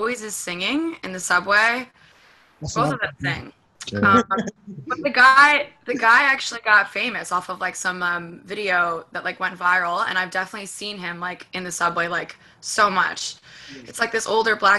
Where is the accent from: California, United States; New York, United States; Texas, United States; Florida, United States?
New York, United States; New York City; I live in Washington Heights, I grew up here